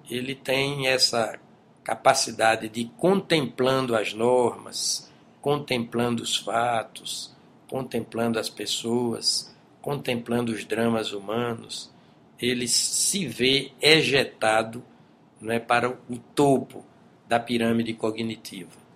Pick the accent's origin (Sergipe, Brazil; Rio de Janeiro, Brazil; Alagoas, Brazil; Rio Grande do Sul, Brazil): Sergipe, Brazil; moved away as an adult; also born or lived in São Paulo / Brasília; Eu saí de Sergipe para São Paulo porque percebi em mim, e eu digo sem auto-lisonja, vocação acadêmica